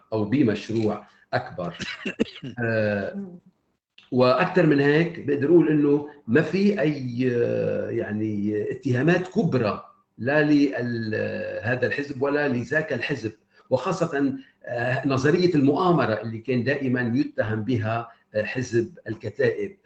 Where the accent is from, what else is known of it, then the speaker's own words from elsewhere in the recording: Lebanon; أنا أتحدث كلبناني